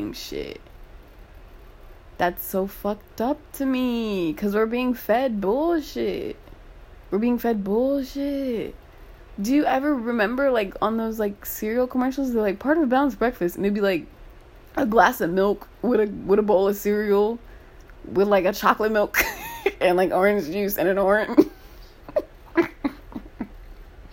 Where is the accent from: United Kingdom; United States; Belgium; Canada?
United States; I'm an American